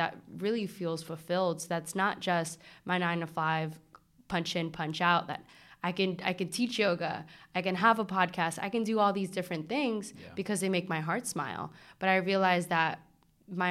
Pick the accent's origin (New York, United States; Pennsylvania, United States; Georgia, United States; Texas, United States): New York, United States; New York City; moved away as an adult; now in California, United States; growing up in the Bronx